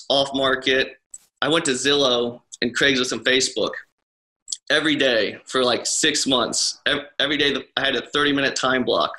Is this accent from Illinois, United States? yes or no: yes; Mahomet, Illinois, United States; I'm from Mahomet, just 10 minutes away from Champaign, where University of Illinois is at.